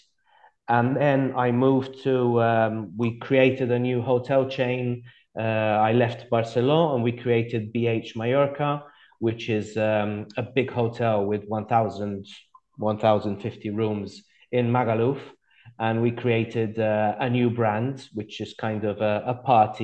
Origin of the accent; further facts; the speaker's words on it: Malta; moved away as an adult; also born or lived in Plymouth, United Kingdom / Gibraltar; now in Sicily, Italy; I was born in Malta, but then we were posted in the UK. So I grew up in Plymouth in the UK. And then we moved to Gibraltar. And then when I was about 10, 11, we moved back to Malta. And that's where I had my education in Malta